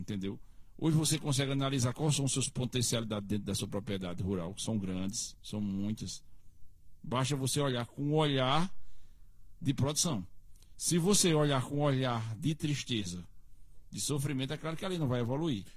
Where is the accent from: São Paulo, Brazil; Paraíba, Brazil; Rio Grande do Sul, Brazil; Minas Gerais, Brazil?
Paraíba, Brazil; Cariri; Sou do Cariri, terra de cangaceiro